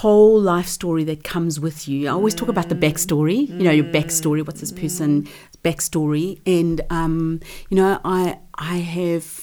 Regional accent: South Africa; moved away; I had a reasonable business economics teacher back in South Africa. I'm from South Africa.

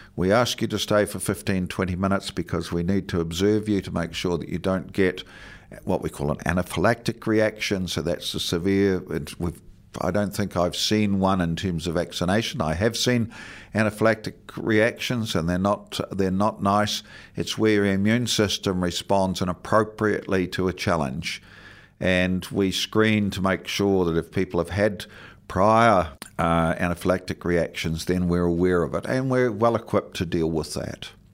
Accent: Southland, New Zealand; now in Dunedin, New Zealand; growing up in Southland in the, in the sixties and seventies

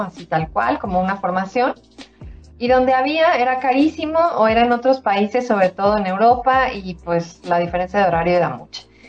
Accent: Mexico; soy mexicana

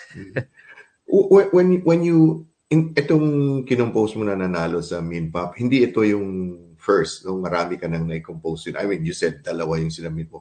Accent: Zamboanga City, Zamboanga Peninsula, Philippines; now in New Zealand; Mindanao din tayo although nasa kabilang dulo ako sa Buanga

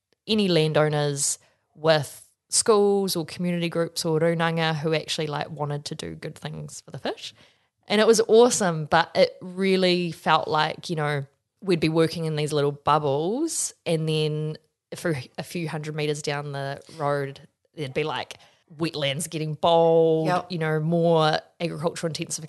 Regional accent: Wellington, New Zealand; my background is I grew up in Wellington

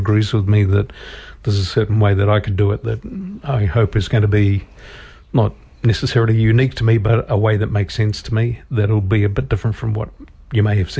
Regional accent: Morrinsville, Waikato, New Zealand; I'm also going to be travelling from Murrinsville, my hometown, to come to rehearsals.

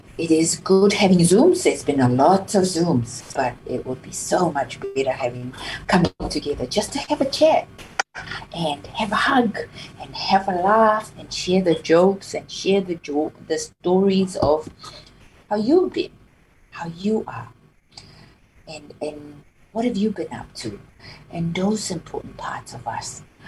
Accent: Samoa; now in Dunedin, New Zealand; growing up in Samoa, and you're always proud as a proud Samoan growing up

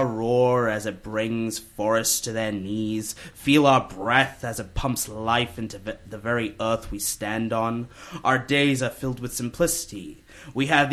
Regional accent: Hawke's Bay, New Zealand; also born or lived in Pune, India; I was born in Pune, India, 3 hour drive away from Mumbai. And then 10 months later, we moved to New Zealand. And then when I was 4 years old, we moved to Hawke's Bay.

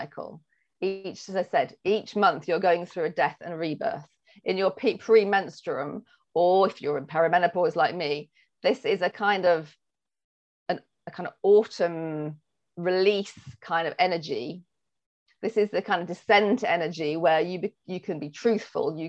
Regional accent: England, United Kingdom; I'm English

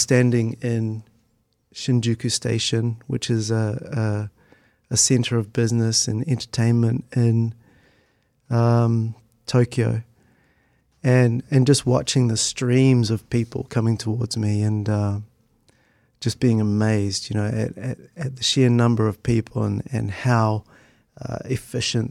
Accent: Christchurch, Canterbury, New Zealand; moved away as an adult; now in Japan; I was born and raised in Christchurch.

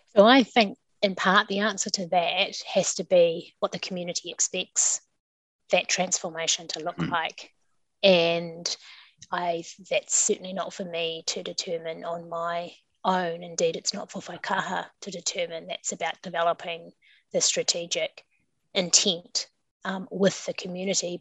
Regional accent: Kapiti Coast, Wellington, New Zealand; now in Wellington, New Zealand; I grew up on the Kapiti Coast and studied uh, here in Wellington

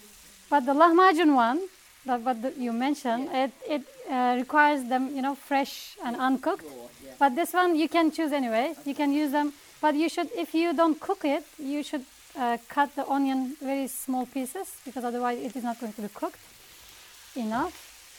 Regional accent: Istanbul, Turkey; English is a second language

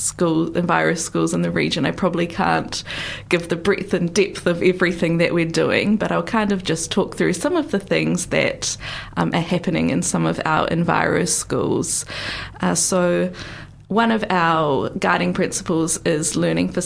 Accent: North Island, New Zealand; now in Otago, New Zealand; I'm much more from the North Island

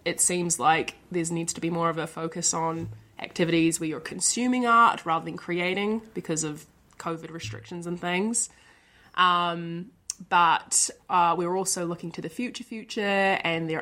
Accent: Dunedin, Otago, New Zealand; I come from Dunedin. I've grown up here and been here my whole life.

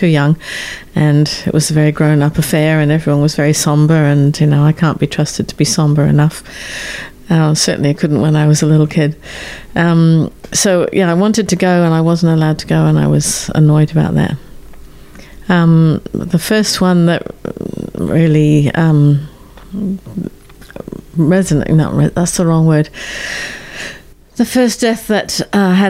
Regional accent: Exmoor National Park, South West England, United Kingdom; the little village that I grew up in the Exmoor National Park in southwest England

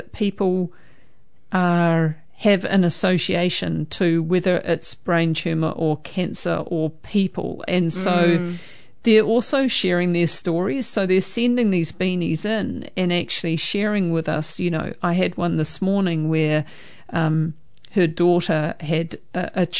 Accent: Greymouth, West Coast, New Zealand; now in Hamilton, New Zealand; I was born in Greymouth.

